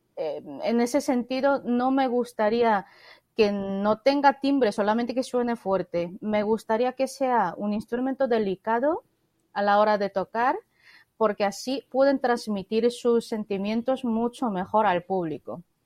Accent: South Korea; Spanish is a second language; moved away; also born or lived in Spain; Yo soy coreana

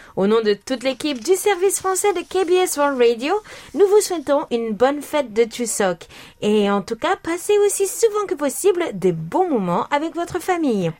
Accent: France; moved away; chez nous en France

